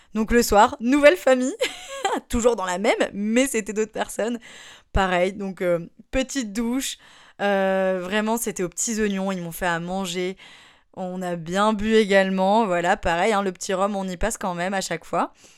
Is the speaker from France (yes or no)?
yes; France; c'est parce qu'on est français, ils nous appellent comme ça